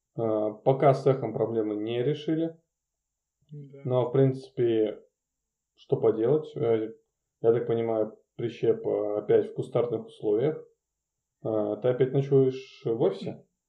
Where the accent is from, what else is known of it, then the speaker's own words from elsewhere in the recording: Murmansk, Murmansk Oblast, Russia; это чисто из-за детства, потому что я каждый год из Мурманска в Ивановскую область проезжал